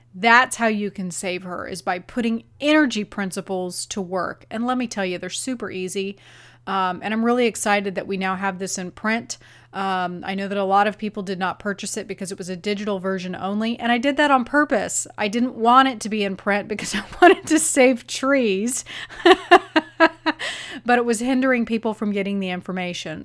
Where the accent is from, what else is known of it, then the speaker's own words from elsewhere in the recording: Arizona, United States; I grew up in Arizona